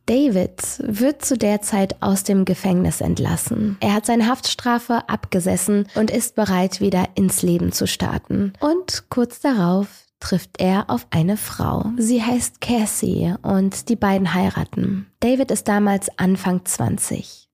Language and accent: German; Rhineland, Germany; ich bin Rheinländerin, ich bin damit groß geworden